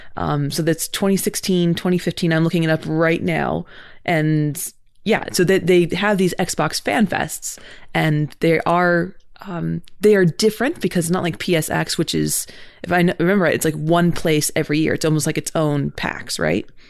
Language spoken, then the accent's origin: English; California, United States; I grew up in California